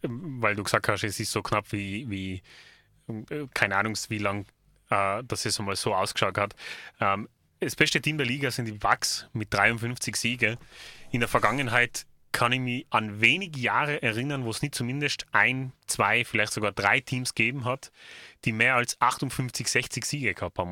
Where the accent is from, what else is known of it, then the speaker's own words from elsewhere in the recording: Tyrol, Austria; bei uns in Tirol